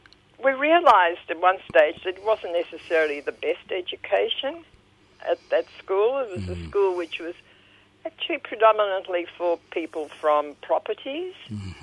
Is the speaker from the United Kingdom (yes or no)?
no; Sydney, New South Wales, Australia; English is a second language; also born or lived in Harbin, China / Newcastle, Australia; I went to school at Our Lady of Mercies in Parramatta.